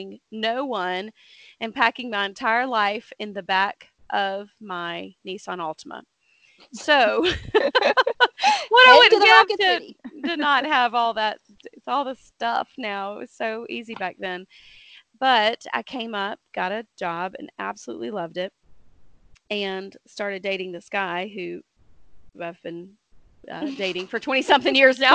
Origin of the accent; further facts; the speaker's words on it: Dothan, Alabama, United States; moved away as an adult; now in Huntsville, United States; I moved up to Huntsville. I'm originally from Dothan, Alabama.